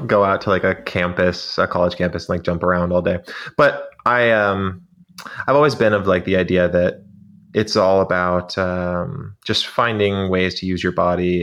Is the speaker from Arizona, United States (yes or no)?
yes; Arizona, United States; we were in Arizona and it was, um, like a early morning on a January day and we were climbing this, uh, rise out behind my hometown